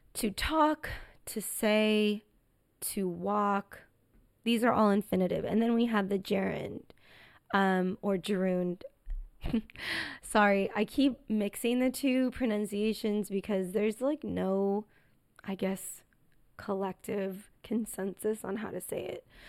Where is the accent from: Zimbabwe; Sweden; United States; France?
United States; accent: American English; This is American English, and obviously because I'm American, I say on the weekends